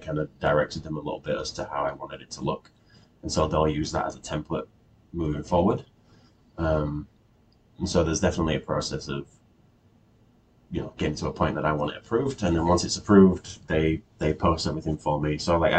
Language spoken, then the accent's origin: English; England, United Kingdom; moved away as an adult; now in Canada; And I just like to say, anyone back home listening, don't comment on my accent. Everyone here is going to be like, you sound very English. Everyone back home is going to be like, oh my gosh, you've lost your accent.